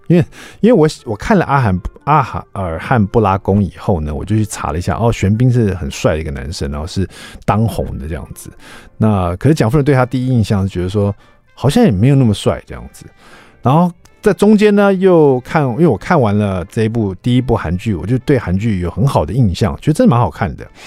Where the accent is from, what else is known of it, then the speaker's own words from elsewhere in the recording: Taiwan; 我们台湾人